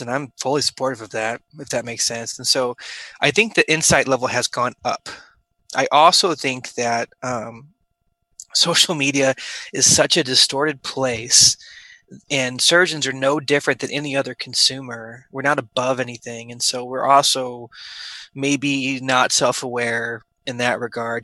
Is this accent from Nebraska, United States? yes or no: yes; Omaha, Nebraska, United States; moved away as an adult; also born or lived in St. Louis, Missouri / Wichita, Kansas / Houston, Texas; I grew up in Omaha, Nebraska.